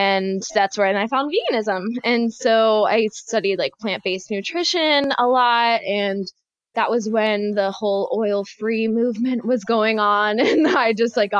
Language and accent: English; North Carolina, United States; also born or lived in Florida; I grew up in small town North Carolina